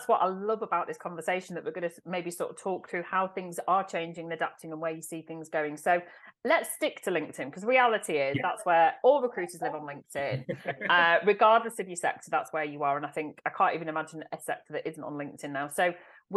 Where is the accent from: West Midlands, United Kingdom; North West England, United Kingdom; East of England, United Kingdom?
North West England, United Kingdom; Manchester; my hometown in Manchester